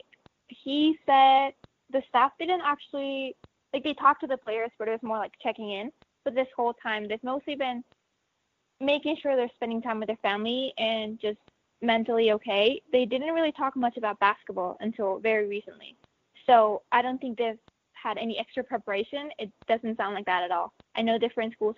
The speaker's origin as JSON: {"language": "English", "country": "Mexico", "tie": "born or raised there", "moved": "yes", "lives_now": "New Mexico, United States", "said": "I was born in Mexico"}